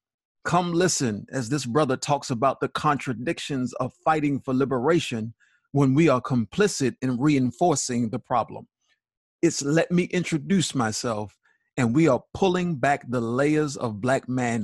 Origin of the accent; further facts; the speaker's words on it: Baltimore, Maryland, United States; I grew up in Baltimore.